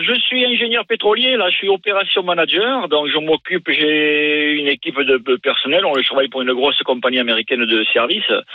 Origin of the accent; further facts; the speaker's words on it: Lourdes, Occitania, France; accent: southwestern; moved away as an adult; also born or lived in Kazakhstan; now in Doha, Qatar; De Lourdes, originaire de Lourdes, la ville